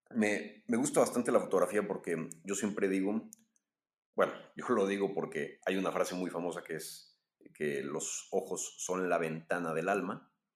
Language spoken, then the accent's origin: Spanish; Mexico; soy mexicano